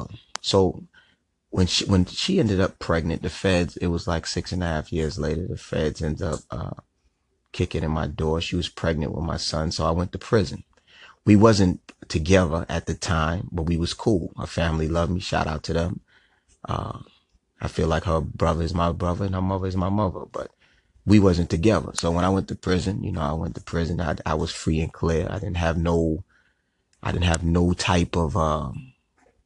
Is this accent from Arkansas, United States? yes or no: no; New York, United States; moved away as an adult; also born or lived in South Carolina / Atlanta, Georgia; I'm from New York, but I was hustling in South Carolina